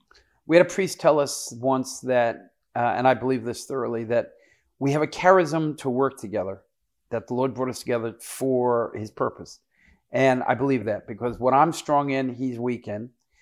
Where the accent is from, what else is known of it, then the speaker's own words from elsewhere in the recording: Wayne, New Jersey, United States; also born or lived in Brooklyn, New York; I'm from New York. I was born in, New York, and my mom and dad unfortunately divorced. And my mom took me from Brooklyn, New York to Wayne, New Jersey.